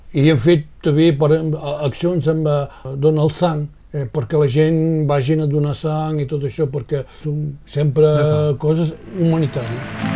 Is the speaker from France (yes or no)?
yes; Roussillon, Occitania, France; also born or lived in Banyuls-sur-Mer